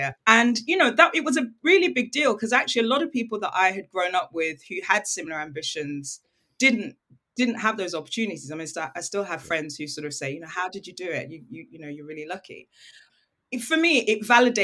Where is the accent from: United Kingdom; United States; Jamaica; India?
United Kingdom; also born or lived in Nigeria; I'm British and I'm Nigerian